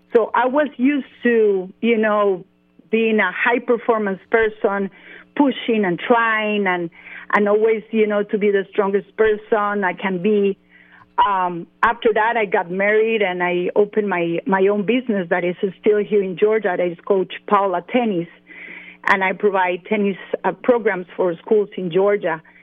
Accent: San Jose, Costa Rica; English is a second language; moved away as an adult; now in Atlanta, United States; I was born in San Jose, Costa Rica.

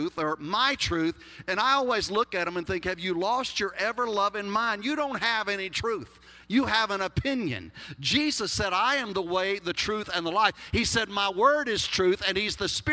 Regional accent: Texas, United States; accent: Texas; my Texas accent

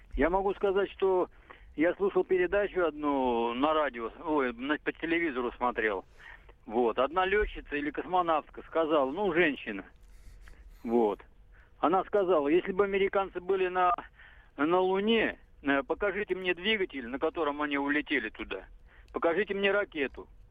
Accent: Odesa, Odesa Oblast, Ukraine; я родился и вырос в Одессе, еще в Советском Союзе

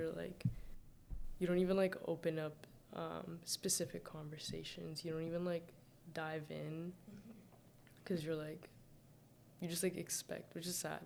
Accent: Saudi Arabia; moved away; also born or lived in Mississauga; I was born and raised in Saudi Arabia but I don't like claim it. Like I'm fully Sudanese.

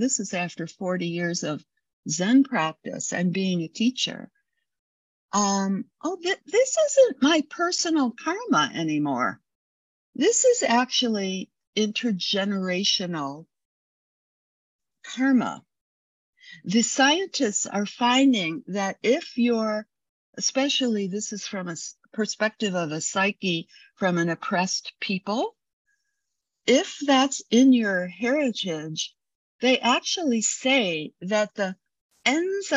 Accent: United States

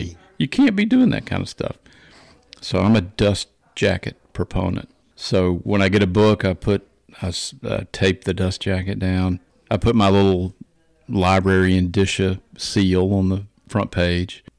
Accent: Macon, Georgia, United States; I was born in Macon, Georgia, lived in Georgia for a long time

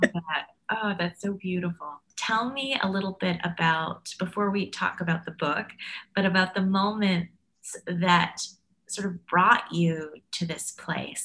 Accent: Canada; being Canadian, I was I'm proud of my multiculturalism

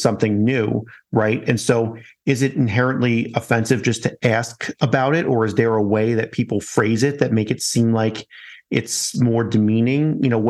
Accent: New York, United States; now in Colorado, United States; I'm American through and through, born in New York, now in Colorado.

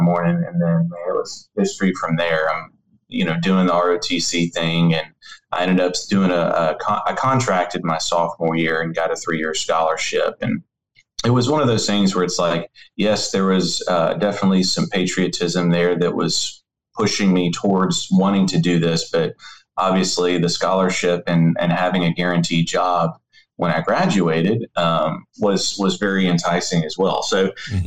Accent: Memphis, Tennessee, United States; also born or lived in Maryville, Missouri; I'm from Memphis, Tennessee

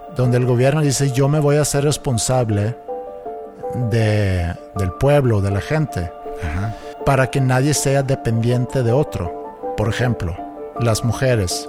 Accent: Sweden; now in Mexico; de donde yo soy en Suecia

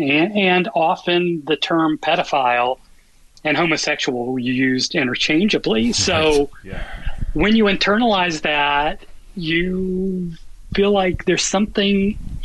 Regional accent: the South, United States; I grew up in the South in a Catholic family

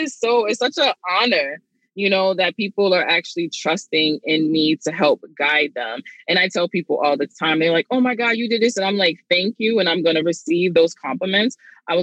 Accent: New York City, New York, United States; I'm from Brooklyn, you know, I had a kid at 16

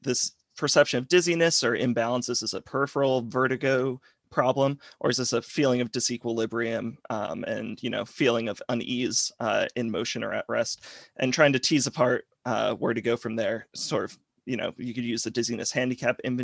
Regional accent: Rhode Island, United States; now in Alabama, United States; I'm originally from Rhode Island, but now I'm in Alabama

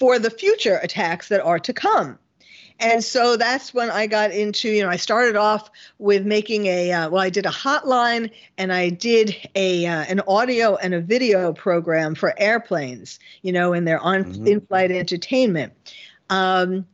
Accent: New York City, New York, United States; moved away as an adult; now in California, United States; I was born and bred in New York City, and the Bronx, Flushing, Forest Hills, and then Manhattan

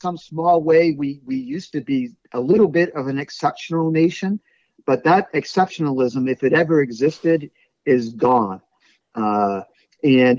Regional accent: Brockton, Massachusetts, United States; I come from Brockton, Massachusetts

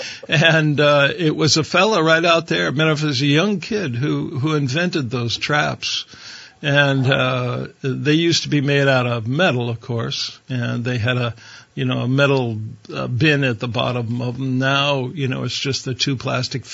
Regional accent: Ohio, United States; I grew up in Ohio

